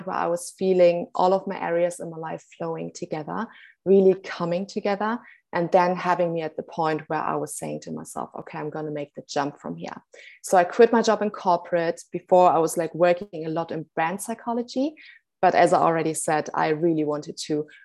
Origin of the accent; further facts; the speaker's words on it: Germany; now in Cape Town, South Africa; I'm originally from Germany, actually, but by now actually residing in Cape Town, South Africa